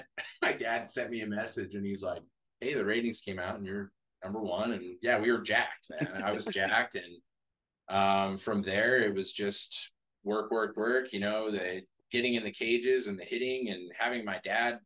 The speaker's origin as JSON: {"language": "English", "region": "Montana", "country": "United States", "said": "I was from Montana, right?"}